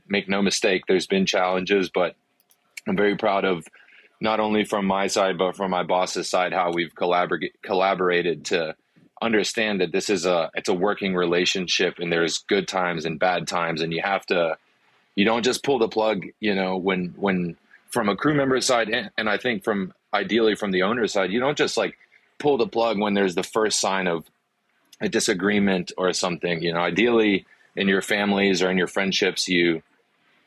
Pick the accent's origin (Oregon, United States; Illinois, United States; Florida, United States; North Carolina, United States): North Carolina, United States; Wilmington; first language Afrikaans; English is a second language; also born or lived in South Africa; I'm from Wilmington. I graduated high school in Wilmington